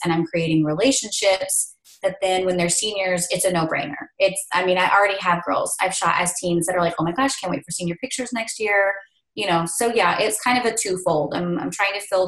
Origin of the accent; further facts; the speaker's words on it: Northeast Oklahoma, United States; moved away as an adult; also born or lived in South Central Kansas; now in Kansas, United States; I am originally from Northeast Oklahoma